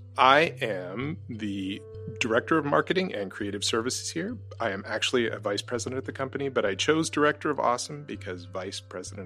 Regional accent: Ohio, United States; I'm from Ohio, and we always had Mothman on the West Virginia border down there.

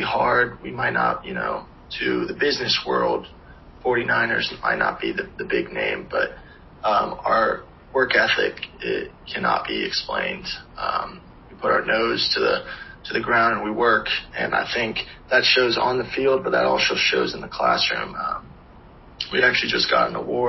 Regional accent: Charlotte, North Carolina, United States; born or raised there

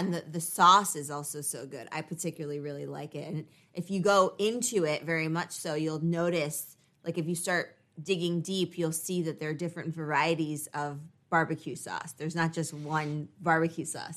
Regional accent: United States

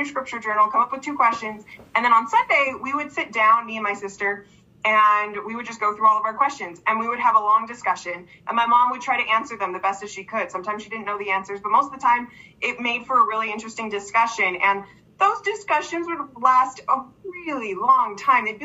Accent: East Coast, United States; I grew up on the East Coast.

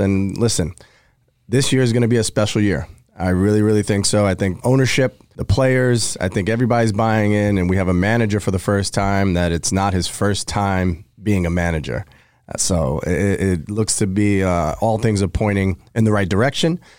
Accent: New York, United States; growing up in New York

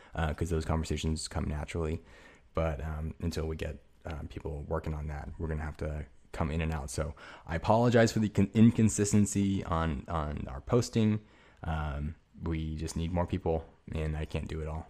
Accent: United States; I'm fucking American as hell

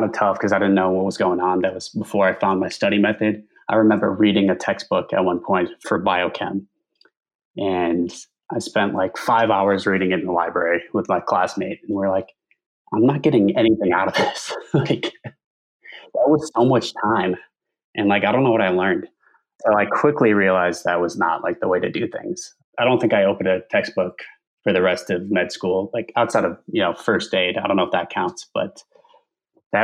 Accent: Chicago, Illinois, United States; I'm from the Chicago area

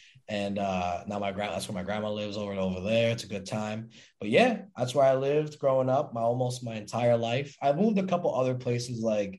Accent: Lawrence, Massachusetts, United States; I grew up in a place called Lawrence, Massachusetts. It's about 30 minutes north of Boston. It's like a little city. And, you know, mainly Puerto Ricans, Dominican kind of area. Grew up on over on Prospect Hill.

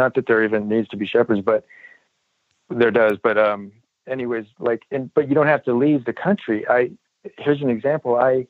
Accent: Detroit, Michigan, United States; ma'am, I grew up in Detroit. I'm from Detroit. My stepdad was black.

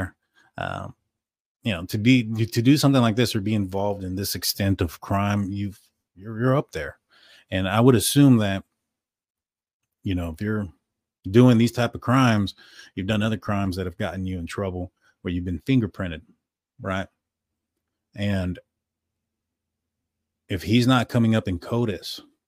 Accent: San Antonio, Texas, United States; We are from San Antonio

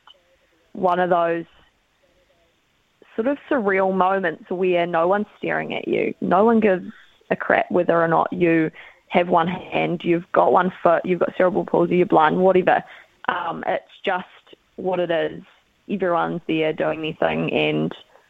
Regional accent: Dunedin, Otago, New Zealand; we're from Dunedin

